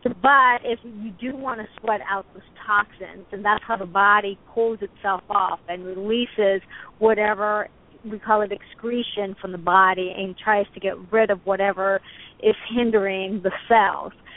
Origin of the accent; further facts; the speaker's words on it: United States; as an American